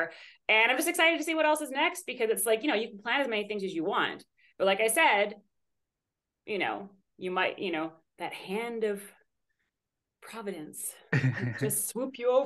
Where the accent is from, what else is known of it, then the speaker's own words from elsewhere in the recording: Canada; moved away as an adult; now in United States; I'm from Canada originally, and I'm a dual citizen with Canada and Greece, but I've been in the States the last couple of years.